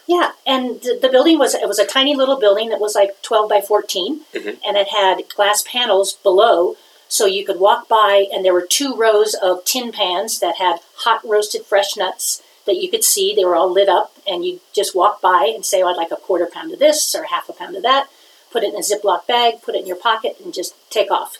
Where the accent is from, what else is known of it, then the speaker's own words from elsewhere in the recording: Los Angeles, California, United States; moved away as an adult; also born or lived in Biloxi, Mississippi / Mobile, Alabama; now in Jackson Hole, United States; I grew up in Los Angeles